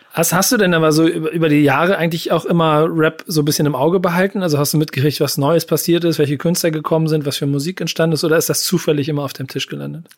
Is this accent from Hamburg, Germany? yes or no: yes; Hamburg, Germany; ich komme aus Hamburg